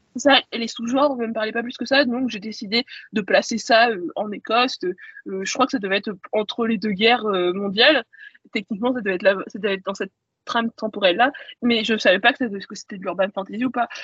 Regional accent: Caen, Normandy, France; j'ai grandi euh, en Normandie et euh, à Caen plus précisément

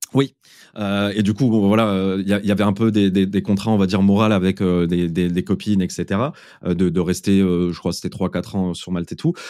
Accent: Metz, Grand Est, France; moved away as an adult; also born or lived in Malta; je suis originaire de, euh, de, de Metz.

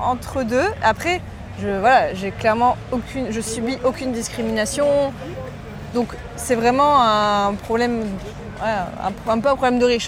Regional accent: Morocco; moved away as an adult; also born or lived in Boulogne-Billancourt, France; now in France; j'ai grandi au Maroc

